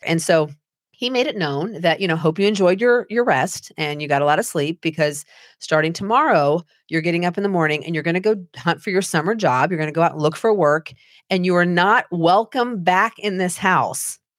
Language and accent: English; Anderson, Indiana, United States; I grew up in Anderson, Indiana.